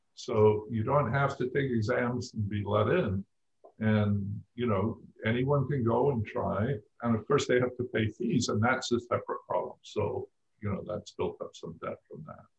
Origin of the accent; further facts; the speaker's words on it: Scotland, United Kingdom; moved away; I grew up in Scotland